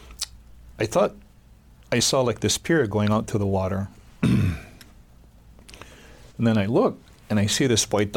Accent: Hawaii, United States; to be understood as Hawaiian people and local people

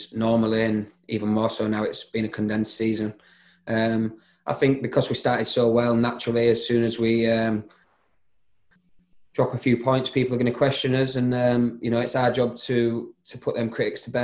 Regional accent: Leeds, Yorkshire and the Humber, United Kingdom; moved away as an adult; now in Bristol, United Kingdom; I am from Leeds

